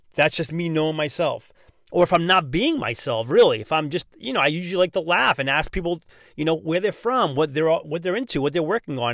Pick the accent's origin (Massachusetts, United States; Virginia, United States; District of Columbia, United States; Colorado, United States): Massachusetts, United States; accent: non-rhotic Massachusetts; I'm from Massachusetts, so I already speak kinda funny, not pronouncing my R's.